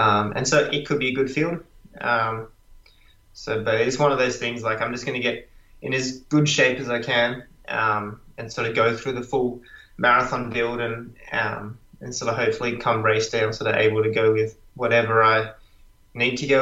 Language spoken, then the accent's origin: English; Australia; as an Australian guy